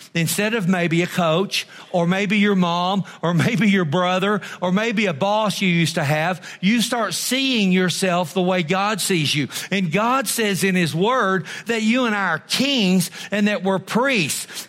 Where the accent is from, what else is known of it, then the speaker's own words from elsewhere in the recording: Texas, United States; I'm almost as glad enough to be an American as I am a Texan